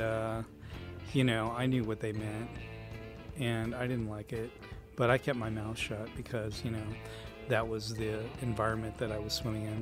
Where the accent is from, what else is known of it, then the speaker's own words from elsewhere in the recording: Indiana, United States; I grew up in Indiana